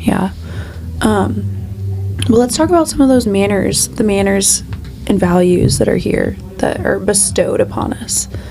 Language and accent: English; Kansas City, Missouri, United States; also born or lived in Lee's Summit, Missouri; Alexis and I grew up in South Kansas City, which is like 25 minutes away from actual downtown Kansas City